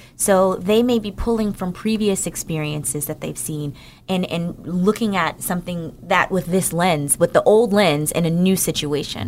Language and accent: English; Newark, New Jersey, United States; moved away; I'm from New Jer-, from Newark, New Jersey